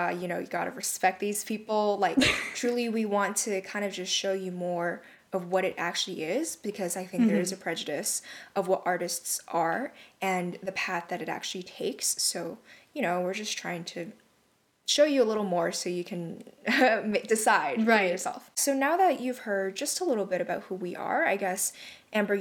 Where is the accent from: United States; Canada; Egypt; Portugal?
Canada; we're both from Canada